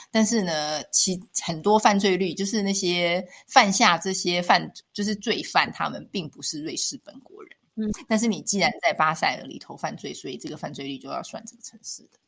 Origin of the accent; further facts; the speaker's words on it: Taiwan; moved away as an adult; also born or lived in Taipei; now in Switzerland; 像我们在台湾长大，我们很习惯街角，就巷口超商去